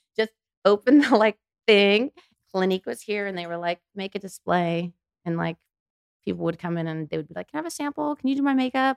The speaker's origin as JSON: {"language": "English", "town": "Anaheim", "region": "California", "country": "United States", "said": "I'm from Anaheim"}